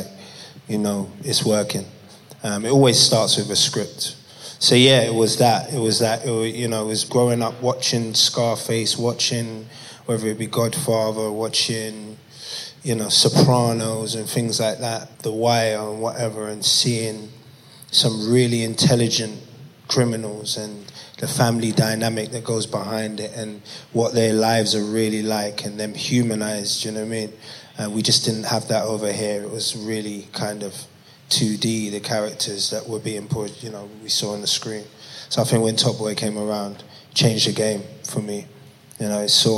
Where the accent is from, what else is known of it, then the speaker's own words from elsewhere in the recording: London, United Kingdom; I grew up in Peckham.